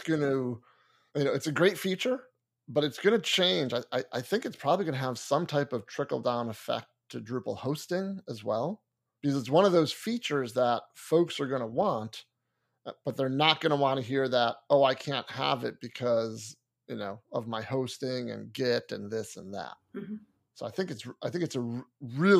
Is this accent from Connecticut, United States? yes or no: yes; Connecticut, United States; moved away; I grew up in Connecticut, you know, just over the border of Massachusetts